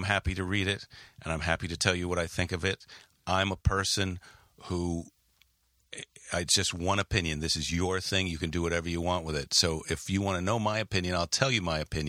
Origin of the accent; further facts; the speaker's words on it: Midwest, United States; moved away; I came from the Midwest, and in the Midwest, there's this kind of humility